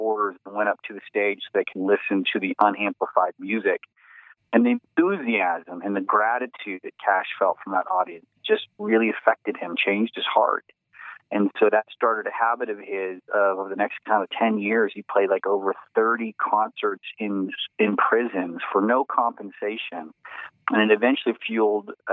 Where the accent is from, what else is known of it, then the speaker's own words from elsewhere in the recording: Abilene, Texas, United States; my hometown in Abilene, Texas